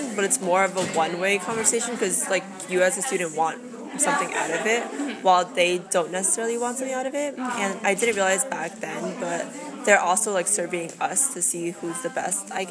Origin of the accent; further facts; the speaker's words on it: Edison, New Jersey, United States; I'm from Edison, New Jersey